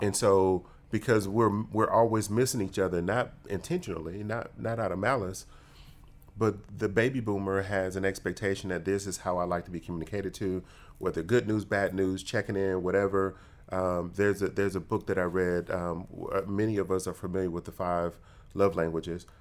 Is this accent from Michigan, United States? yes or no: yes; Detroit, Michigan, United States; my emotional intelligence was formed growing up in Detroit